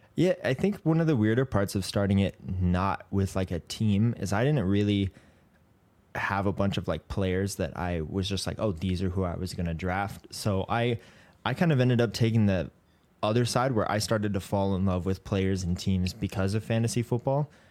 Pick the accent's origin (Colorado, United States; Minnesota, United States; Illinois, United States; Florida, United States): Colorado, United States; Colorado Springs; moved away; I grew up in Colorado Springs in Colorado.